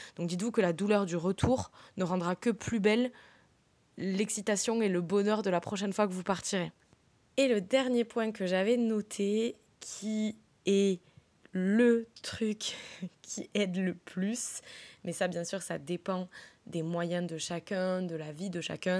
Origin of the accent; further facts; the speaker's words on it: southern France, France; moved away; also born or lived in London; je viens quand même du sud